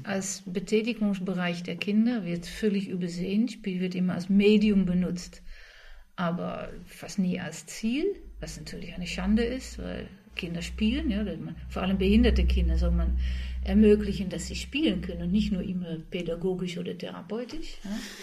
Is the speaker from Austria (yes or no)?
no; Netherlands; ich als Holländer